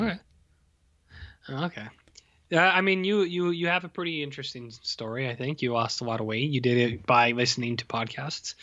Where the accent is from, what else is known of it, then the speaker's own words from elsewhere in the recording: Canada; I'm from Canada